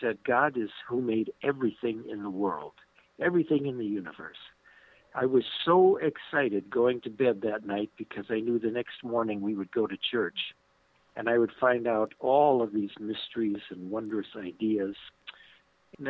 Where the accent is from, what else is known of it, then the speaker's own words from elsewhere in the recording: western suburb of Chicago, Illinois, United States; I was born in Chicago, Illinois. I grew up in a western suburb of Chicago, Illinois.